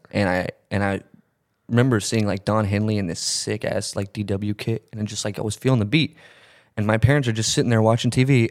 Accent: Texas, United States; moved away as an adult; now in Connecticut, United States; I live in Connecticut now. I was born and raised in Texas, moved to Connecticut like a year ago

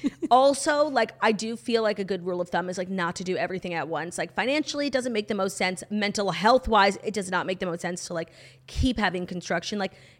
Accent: New York, United States; I'm originally from New York

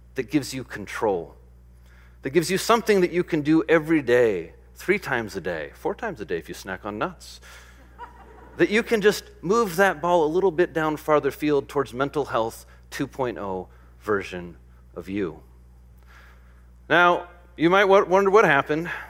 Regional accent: Midwest, United States; I grew up in the Midwest

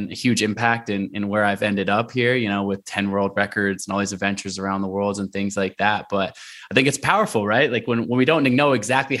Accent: Portland, Oregon, United States; also born or lived in Olympia, Washington; growing up in Portland, Oregon

